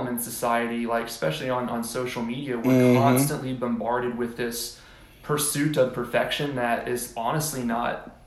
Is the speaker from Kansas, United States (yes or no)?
no; Houston, Texas, United States; moved away as an adult; also born or lived in College Station, Texas / Dallas-Fort Worth, Texas / Los Angeles, California / Austin, Texas; I grew up in Houston